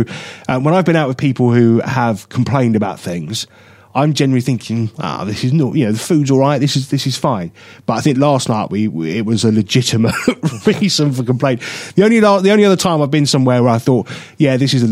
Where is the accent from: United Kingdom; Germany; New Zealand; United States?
United Kingdom; I'm very British